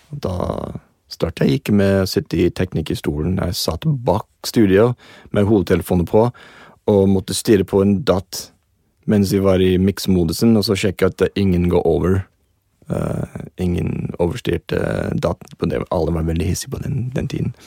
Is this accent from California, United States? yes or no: yes; Los Angeles, California, United States; Norwegian is a second language; moved away as an adult; now in Norway; Jeg kommer fra Los Angeles, og det var shorts og t shirt nesten hele året